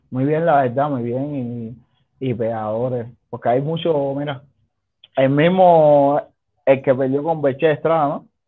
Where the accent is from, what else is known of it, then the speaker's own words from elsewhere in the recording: Cuba; now in Mexico; Somos 30 cubanos.